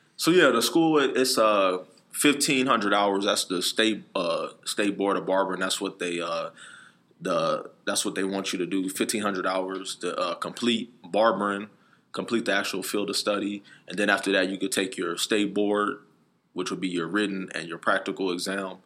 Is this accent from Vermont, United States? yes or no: no; Phoenix, Arizona, United States; I'm from Phoenix, Arizona, born and raised